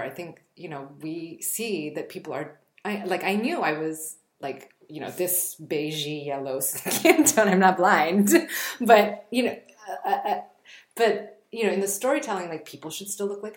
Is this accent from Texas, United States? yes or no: no; Bay Area, California, United States; moved away; In the Bay Area, I feel like being a person of color wasn't a thing